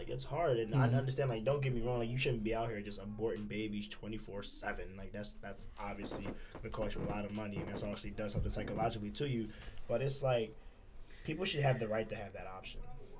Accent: Philadelphia, Pennsylvania, United States; I was from Philly

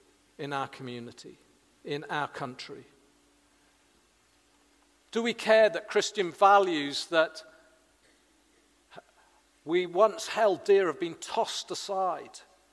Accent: Wales, United Kingdom; now in Hedge End, United Kingdom; 35 years ago nearly now, I came from South Wales, confused about church, and I came and became part of a small church community in Hedge End.

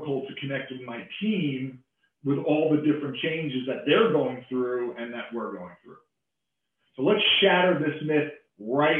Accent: New York, United States; as a New Yorker, I have a tendency to talk fast

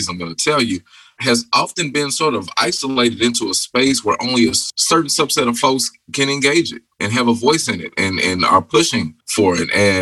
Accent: Louisville, Kentucky, United States; I'm from the West End of Louisville

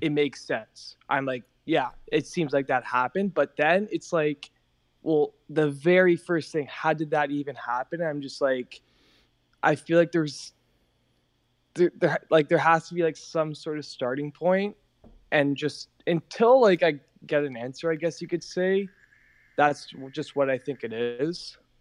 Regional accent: Toronto, Ontario, Canada; I'm from Toronto

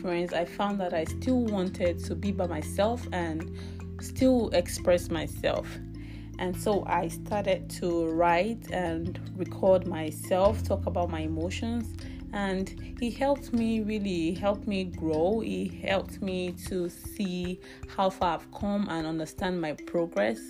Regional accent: Nigeria; now in British Columbia, Canada; I'm from Nigeria, but I currently live in British Columbia, Canada.

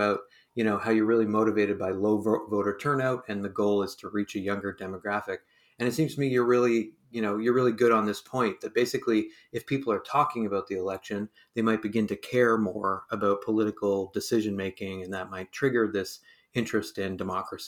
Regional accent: Hamilton, Ontario, Canada; now in Halifax, Canada; I was born and raised in Hamilton, Ontario.

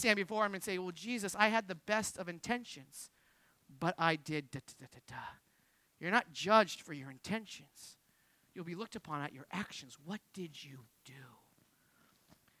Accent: Jersey Shore, New Jersey, United States; we're from the Jersey Shore

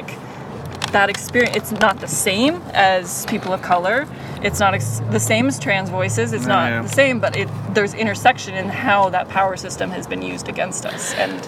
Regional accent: United States; American history in particular, because I am American

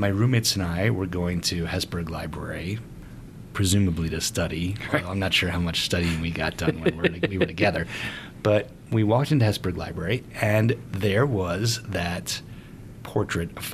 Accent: New York, United States; I was from New York

